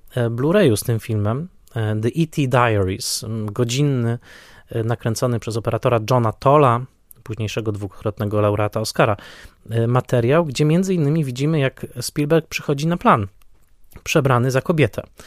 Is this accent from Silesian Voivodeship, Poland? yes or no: yes; Tarnowskie Góry, Silesian Voivodeship, Poland; w Tarnowskich Górach na Śląsku urodziłem się ja